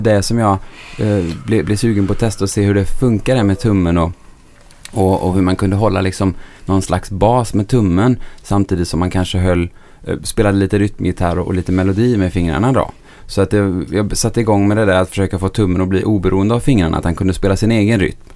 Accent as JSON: {"language": "Swedish", "town": "Bengtsfors", "region": "Västra Götaland", "country": "Sweden", "accent": "Dalsland dialect (Bengtsfors)", "said": "jag är inte från Stockholm. Jag kommer från Bengtsfors i Dalsland"}